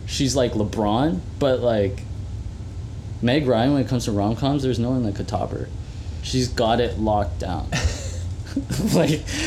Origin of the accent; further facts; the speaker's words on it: Mississauga, Ontario, Canada; I was born in Mississauga Hospital.